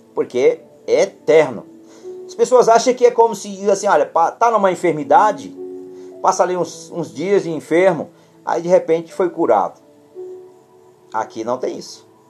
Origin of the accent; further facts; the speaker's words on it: Brazil; nós somos brasileiros